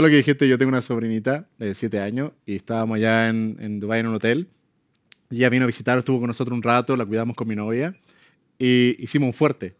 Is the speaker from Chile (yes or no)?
yes; Chile; moved away; Yo amo mi país